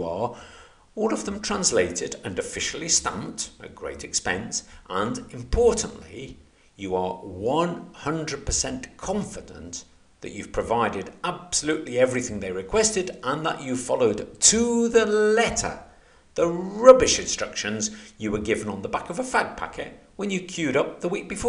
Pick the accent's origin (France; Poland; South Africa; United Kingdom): United Kingdom; moved away as an adult; being British